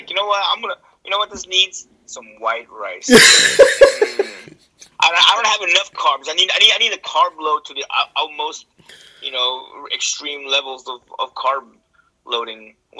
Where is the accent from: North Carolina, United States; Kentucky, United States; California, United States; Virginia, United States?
California, United States; Bay Area; I'm from the Bay Area.